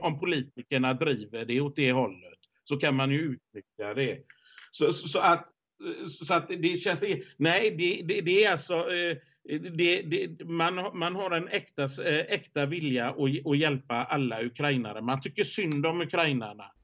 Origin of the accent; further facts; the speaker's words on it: Sweden; hemma i Sverige